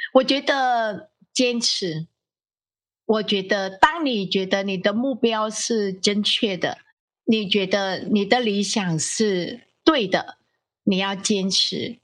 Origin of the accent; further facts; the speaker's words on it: Ho Chi Minh City, Vietnam; Chinese is a second language; moved away as an adult; now in Taiwan; 我来自越南